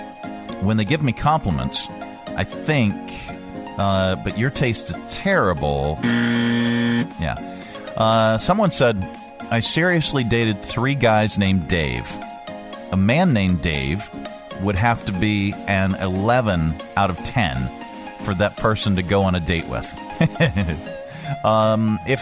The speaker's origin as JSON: {"language": "English", "town": "Pittsburgh", "region": "Pennsylvania", "country": "United States", "said": "I'm from Pittsburgh"}